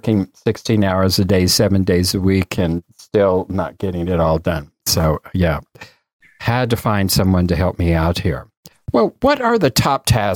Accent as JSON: {"language": "English", "town": "Durango", "region": "Colorado", "country": "United States", "tie": "born or raised there", "said": "I was raised in Durango, Colorado"}